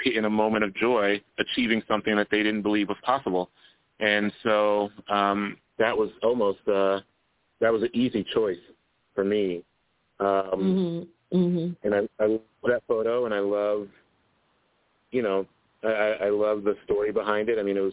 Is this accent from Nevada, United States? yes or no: no; Columbus, Ohio, United States; I grew up in Columbus, Ohio, where I live now